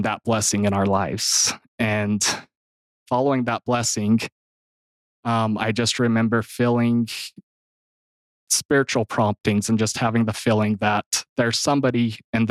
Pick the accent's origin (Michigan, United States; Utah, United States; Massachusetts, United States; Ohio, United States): Utah, United States; Gunlock; I'm from Gunlock, Utah. I grew up in a big family